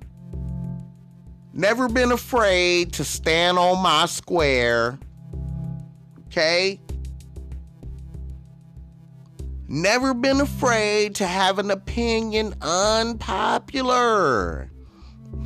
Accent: Compton, California, United States; also born or lived in Long Beach, California; growing up in Compton and on the north side of Long Beach

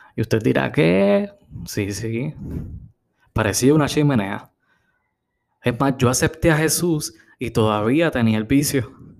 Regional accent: Puerto Rico; En Puerto Rico tenemos la peculiaridad

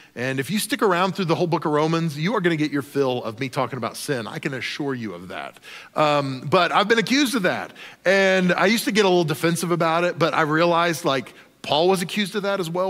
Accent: Oklahoma, United States; I grew up in Oklahoma

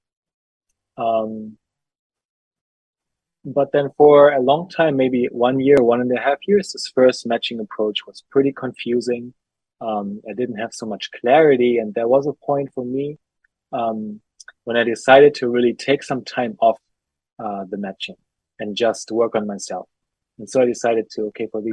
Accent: Germany; I'm from Germany.

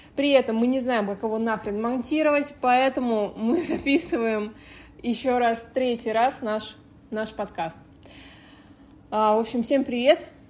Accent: Nizhny Novgorod, Nizhny Novgorod Oblast, Russia; now in Adler, Russia; я из Нижнего Новгорода

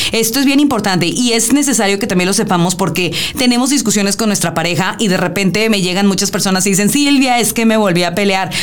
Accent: Mexico; como bien mexicanos, en una eh, cultura muy matriarcal

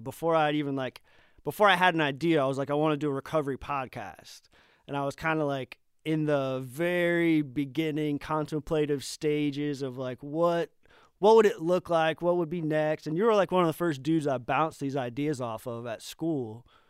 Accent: Tampa, Florida, United States; moved away; growing up in Tampa

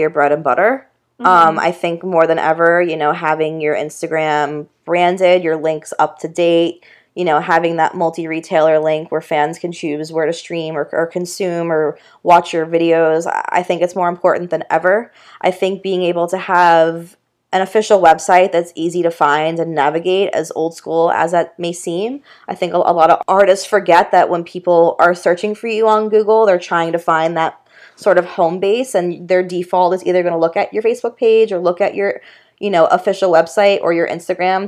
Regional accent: Boca Raton, Florida, United States; moved away as an adult; I grew up in Boca Raton

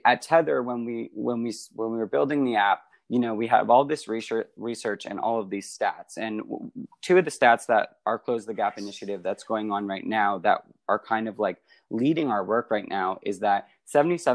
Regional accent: Canada; I'm Canadian

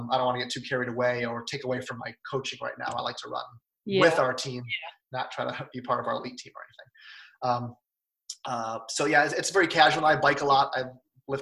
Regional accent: Lisle, Illinois, United States; I grew up in Lyle, Illinois, so a western suburb of Chicago.

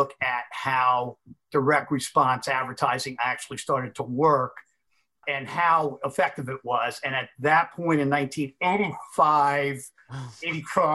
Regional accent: Massapequa Park, New York, United States; I'm from Massapequa Park

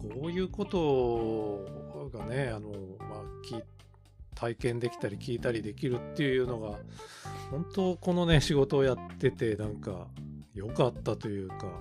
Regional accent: Tokachi, Hokkaido, Japan; 十勝の出身

